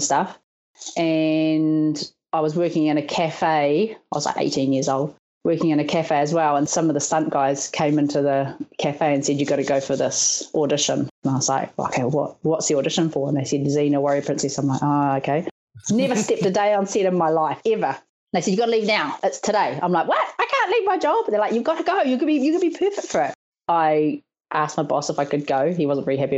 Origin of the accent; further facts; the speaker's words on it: Auckland, New Zealand; I'm from Auckland, New Zealand